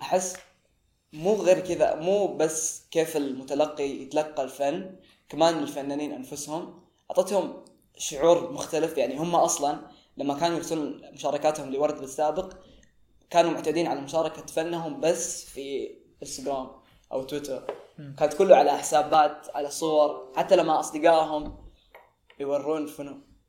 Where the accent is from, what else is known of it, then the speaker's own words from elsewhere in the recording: Saudi Arabia; احنا كسعوديين